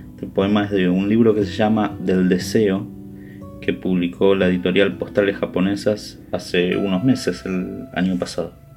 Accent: Buenos Aires, Argentina; yo soy porteño, nací en Buenos Aires, viví siempre en Buenos Aires

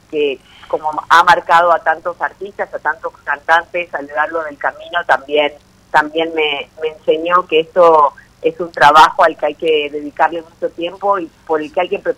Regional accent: Chaco, Argentina; yo eh, nací en el Chaco

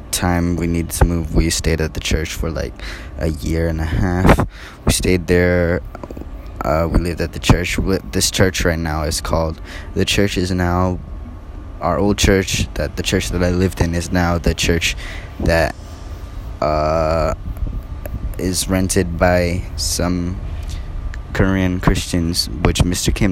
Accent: Singapore; born there; also born or lived in Cambodia / America; I was born in Singapore. Well, yeah, I was born in Singapore and stayed there for six months. Then came to Cambodia for about three years. So then I went to America

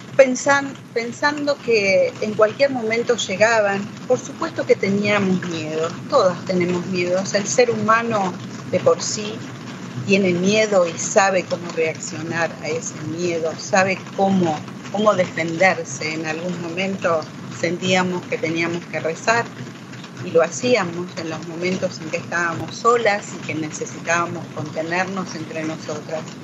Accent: Villa María, Córdoba, Argentina; soy de Villa María, ciudad de Córdoba, de la provincia de Córdoba, estudié allí enfermería profesional

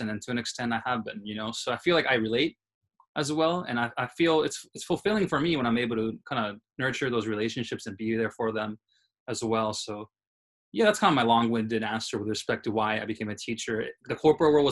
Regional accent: Tokyo, Japan; also born or lived in New York City, United States; It's just growing up in Tokyo and New York City, right? Uh, New York City is where I was born.

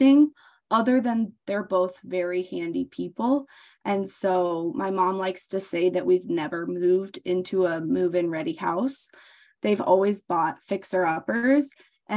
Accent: Des Moines, Iowa, United States; I live in Des Moines, Iowa, which is the capital of Iowa. I was born and raised here in the Midwest

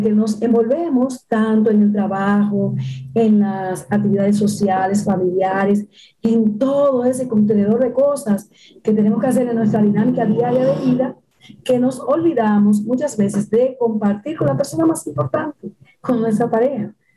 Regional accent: Dominican Republic; en mi país, República Dominicana

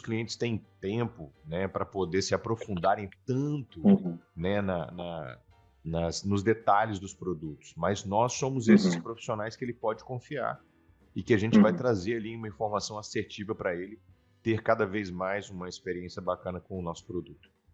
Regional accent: Vila Velha, Espírito Santo, Brazil; also born or lived in Vitória; Eu sou nascido em Vitória, mas criado na cidade de Vila Velha

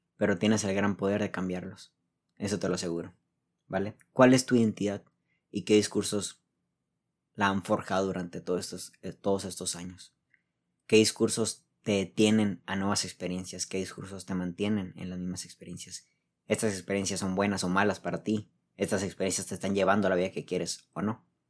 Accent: Mexico; soy, soy mexicano, así dice la geografía

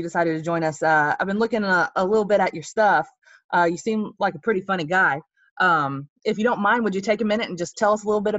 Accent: Georgia, United States; I'm from Georgia, so I'm a down home Southern girl.

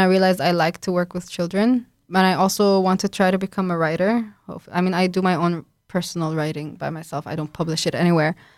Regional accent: Lebanon; moved away as an adult; now in Warsaw, Poland; I'm from Lebanon

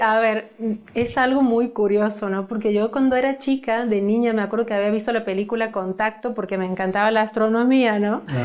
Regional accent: Santiago del Estero, Argentina; yo soy de Argentina de, he nacido en una provincia que se llama Santiago del Estero

